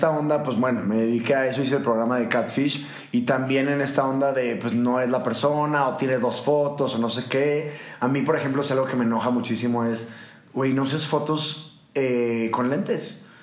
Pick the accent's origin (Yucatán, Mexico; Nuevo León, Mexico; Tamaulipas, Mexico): Nuevo León, Mexico; Monterrey; moved away; Yo como que salí un poco como enojado de Monterrey y de todas las costumbres que hay allá y ya no digo madreada, ya no digo nada de esas palabras